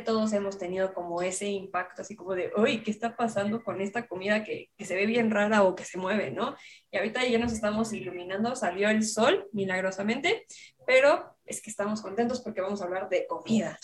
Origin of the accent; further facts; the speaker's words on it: Mexico; los mexicanos tenemos